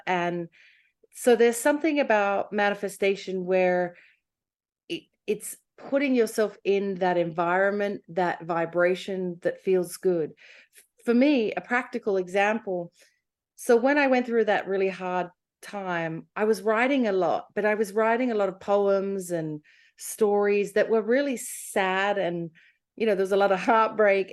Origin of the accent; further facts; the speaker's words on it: Australia; moved away as an adult; also born or lived in London / America; I'm Australian